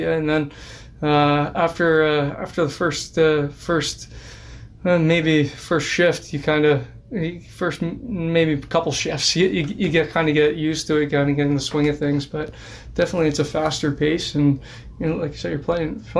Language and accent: English; LaSalle, Ontario, Canada; grew up grew up yeah. in LaSalle.